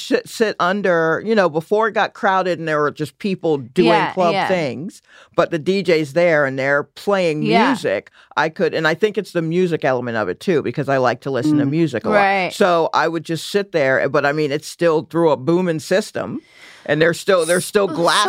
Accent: Atlanta, Georgia, United States; now in New York, United States; because I grew up like in Northeast Atlanta, and there was, you know, a random train track there that was used quite a bit.

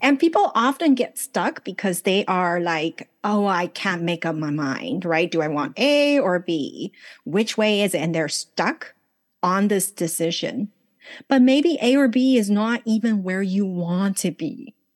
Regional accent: Los Angeles, California, United States; English is a second language; moved away as an adult; also born or lived in China / Taiwan; now in Los Angeles, United States; So I was born in China, grew up in Los Angeles, married off to Taiwan

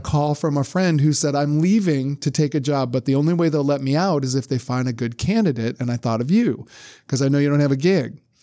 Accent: Brunswick, Ohio, United States; moved away as an adult; now in Louisiana, United States; my hometown of Brunswick, Ohio

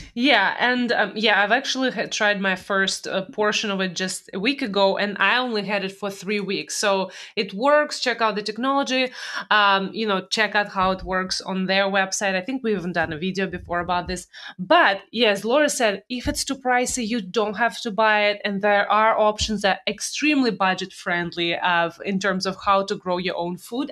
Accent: Russia; moved away; growing up in Russia days.

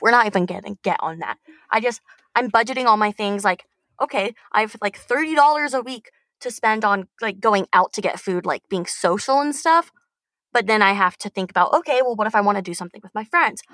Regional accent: Tucson, Arizona, United States; moved away as an adult; now in Phoenix, United States; I'm from Tucson and I'm currently in Phoenix

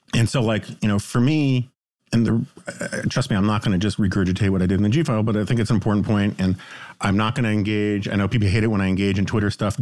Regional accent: New York City, New York, United States; we were city kids

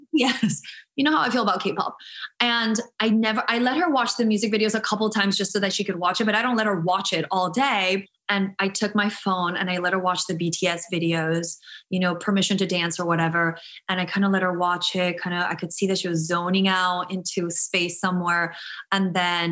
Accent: Guatemala; moved away; I'm from Guatemala. I never grew up with shots.

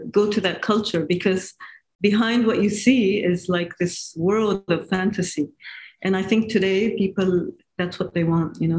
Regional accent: Japan; I guess it's because I grew up in in Asia and Japan, and so for me, uh, you know, having that Asian culture, it's very uh, um, attractive for me.

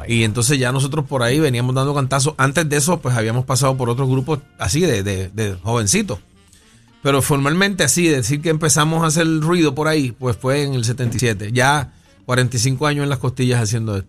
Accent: San Juan, Puerto Rico; also born or lived in Río Piedras; yo nací en el barrio Venezuela de Río Piedras y me crié entre Puerto Nuevo, Caparra

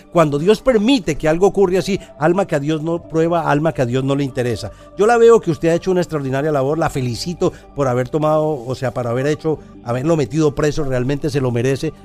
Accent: Colombia; mi país Colombia

